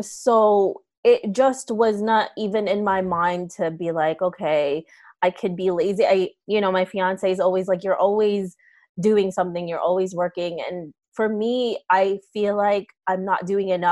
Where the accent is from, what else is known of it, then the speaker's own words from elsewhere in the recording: New York City, New York, United States; also born or lived in Philippines; So I got here when I was around 8 or 9. And then grew up in New York City and went to school here